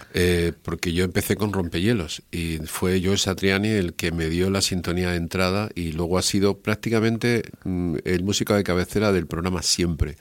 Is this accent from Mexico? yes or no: no; Spain; soy un periodista español